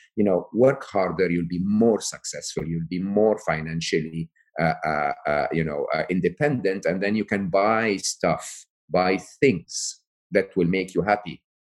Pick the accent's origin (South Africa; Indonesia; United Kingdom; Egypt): Egypt; I come from Egypt